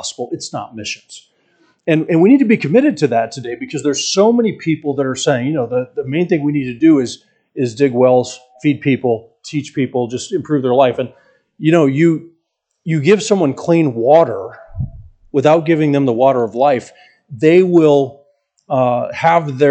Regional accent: Atlanta, Georgia, United States; I'm from Atlanta

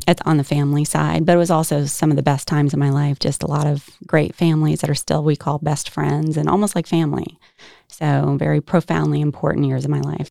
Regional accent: Herndon, Virginia, United States; now in Holly Springs, United States; I grew up in Herndon, Virginia, like you said, Northern Virginia

